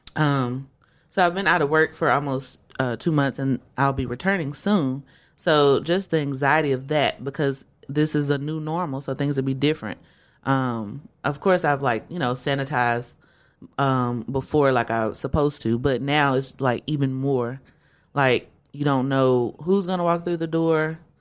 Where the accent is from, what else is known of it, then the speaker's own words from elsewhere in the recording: Shreveport, Louisiana, United States; I am from Shreveport, Louisiana